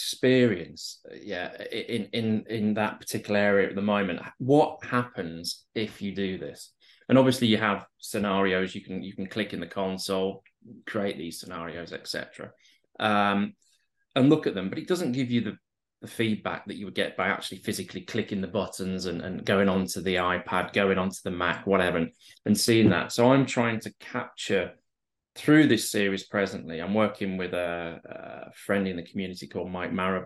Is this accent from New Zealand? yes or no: no; Barnsley, Yorkshire and the Humber, United Kingdom; now in London, United Kingdom; I'm originally from the north of England, from a place called Barnsley, which is an old coal mining community